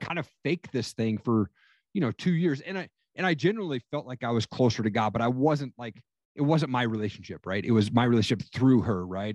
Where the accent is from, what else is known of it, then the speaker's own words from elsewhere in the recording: Eastern Washington, United States; I grew up in Eastern Washington